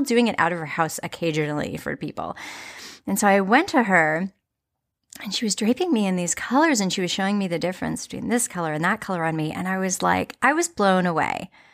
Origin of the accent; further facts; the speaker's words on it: United States; as American consumers